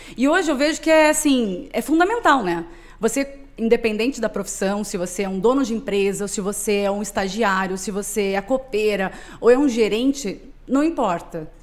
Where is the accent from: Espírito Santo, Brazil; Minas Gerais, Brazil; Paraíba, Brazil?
Minas Gerais, Brazil; moved away as an adult; now in São Paulo, Brazil; Sou mineira.